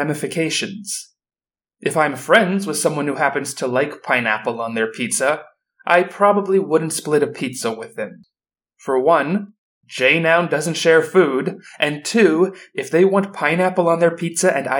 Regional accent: Florida, United States; Growing up in Florida

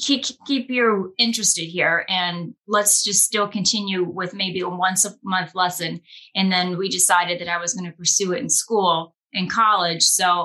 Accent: Scranton, Pennsylvania, United States; I grew up in Scranton, Pennsylvania

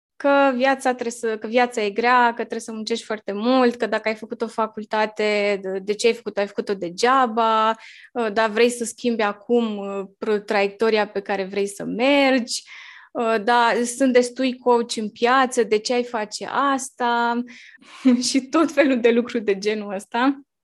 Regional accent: Bârlad, Vaslui County, Romania; now in Bucharest, Romania; sunt crescută și născută în Bârlad, un orășel mic din Moldova și venită în București

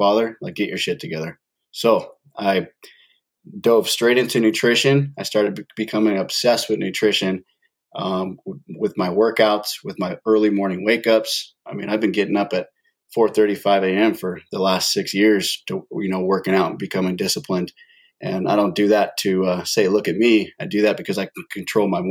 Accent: San Diego County, California, United States; I grew up in San Diego County, born and raised over on the West Coast

